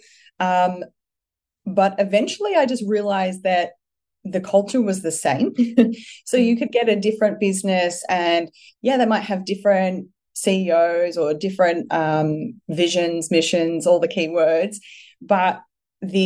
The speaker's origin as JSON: {"language": "English", "town": "Melbourne", "region": "Victoria", "country": "Australia", "said": "I'm originally from Melbourne"}